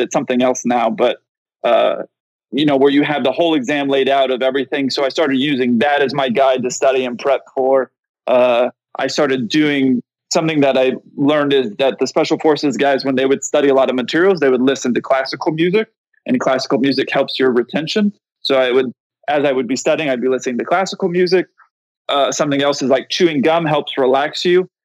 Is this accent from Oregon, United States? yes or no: no; San Diego, California, United States; I grew up in San Diego